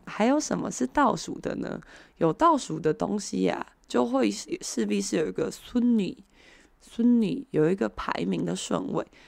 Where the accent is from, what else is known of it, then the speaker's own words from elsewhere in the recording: Taiwan; 我们台湾人